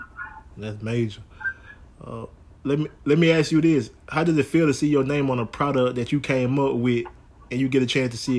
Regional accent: Alabama, United States; now in New Orleans, United States; I live in New Orleans, but I'm originally from Alabama, and I have family members that love it.

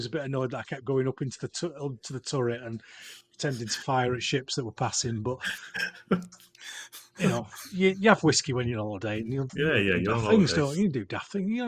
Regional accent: Yorkshire and the Humber, United Kingdom; I'm from Yorkshire

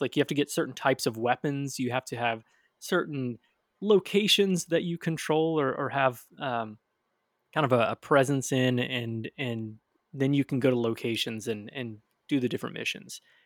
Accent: Michigan, United States; now in Tennessee, United States; Growing up in Michigan

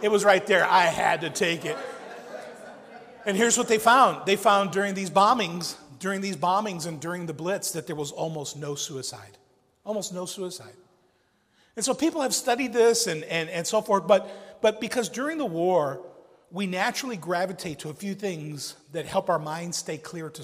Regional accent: Chicago, Illinois, United States; I grew up in South Chicago

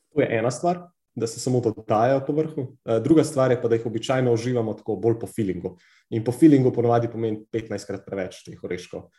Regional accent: Slovenia; Slovenci smo kar precej znani po teh takaških preizkušnjah

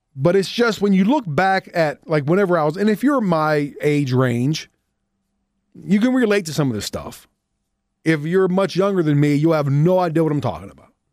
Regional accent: Pittsburgh, Pennsylvania, United States; born or raised there

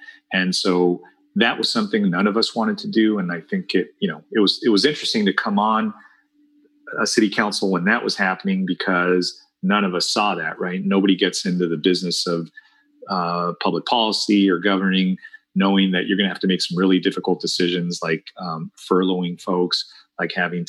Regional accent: La Paz, Bolivia; born there; So I'm Bolivian born. I was born in La Paz, Bolivia.

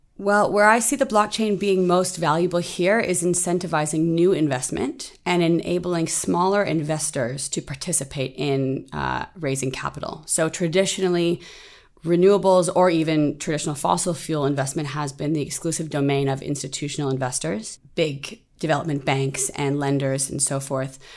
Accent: Canada; moved away as an adult; now in Singapore; I'm originally from Canada. I've lived in Singapore now for two years

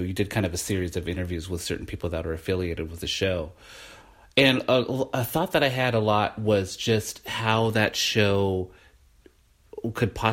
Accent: Portland, Oregon, United States; also born or lived in Olympia, Washington; I have grew up in Portland

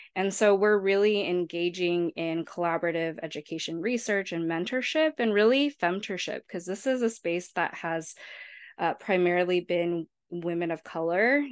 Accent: San Diego, California, United States; I was born and raised in San Diego, California, and grew up in the South Bay, so just a few minutes away from the U S Mexico border

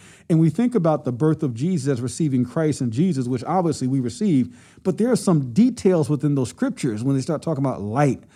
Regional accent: New Jersey, United States; now in Columbia, United States; I'm originally from New Jersey, Lucas, so not from South Carolina, but I've been here about 27 years

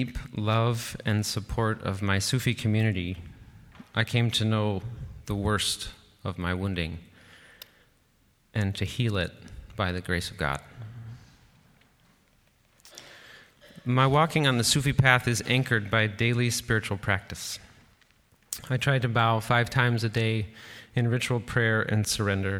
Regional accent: Chicago, Illinois, United States; Growing up on Chicago's South Side

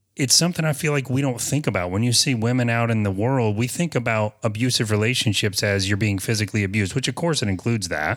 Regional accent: the South, United States; I'm from the South

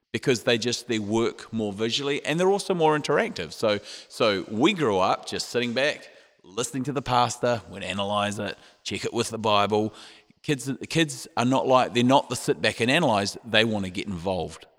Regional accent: New Zealand; moved away; we're from New Zealand, which is down under

